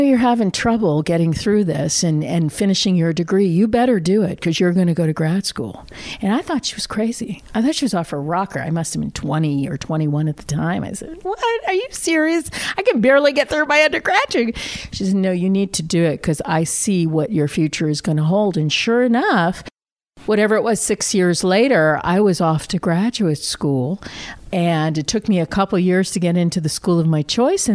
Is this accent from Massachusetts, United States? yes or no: yes; Randolph, Massachusetts, United States; I grew up on the South Shore of Boston in a small town called Randolph, Mass.